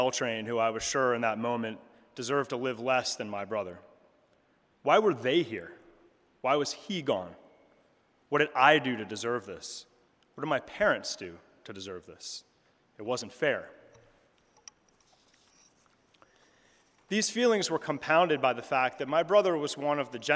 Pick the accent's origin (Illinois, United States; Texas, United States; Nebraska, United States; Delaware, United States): Delaware, United States; moved away as an adult; also born or lived in Chicago; My brother and I were raised in the Episcopal Church in Delaware